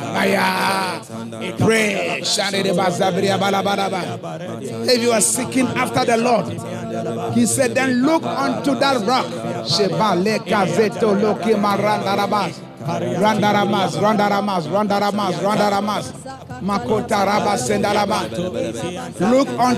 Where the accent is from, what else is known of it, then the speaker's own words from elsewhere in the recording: Ghana; now in Haiti; I'm from Ghana